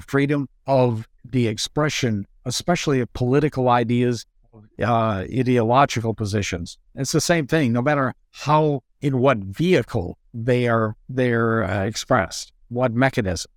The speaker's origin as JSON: {"language": "English", "country": "United States", "said": "I'm an American"}